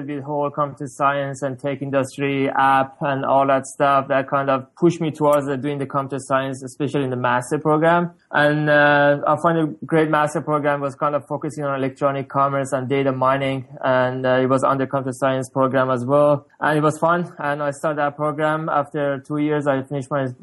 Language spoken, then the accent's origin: English; Tehran, Tehran Province, Iran; now in Canada; I'm originally from Iran, Tehran. I came to Canada in 2004.